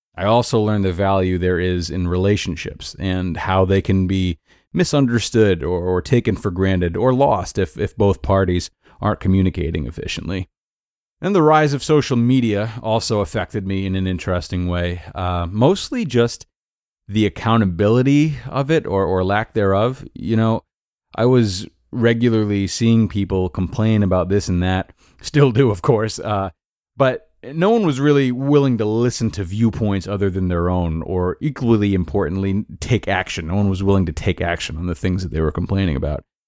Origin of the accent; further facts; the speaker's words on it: Rhode Island, United States; moved away as an adult; also born or lived in Towson, Maryland; about six hours from where I was born and raised in Rhode Island